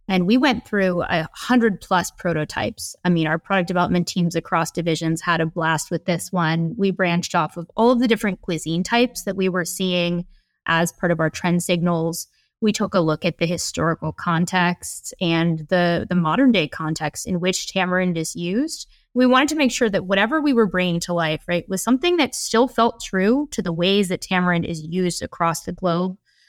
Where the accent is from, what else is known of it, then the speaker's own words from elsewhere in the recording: Midwest, United States; So I was exposed to a ton of different cuisine types, including, you know, Filipino food, but also I grew up in the Midwest.